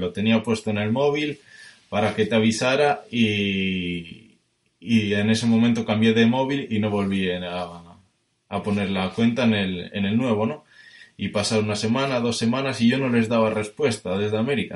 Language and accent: Spanish; Spain; soy de España, que tengo 23 años